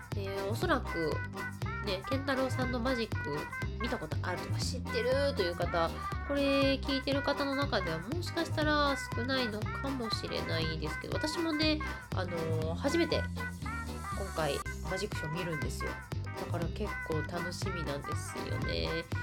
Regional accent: Kansai, Japan; 私関西生まれ関西育ちのはぐれ役者

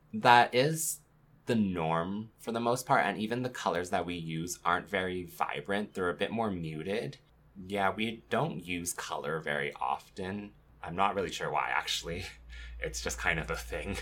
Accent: Canada; life growing up in Canada

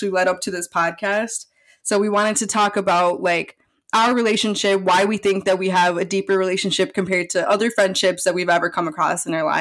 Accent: Milwaukee, Wisconsin, United States; We were both born and raised in Milwaukee, Wisconsin.

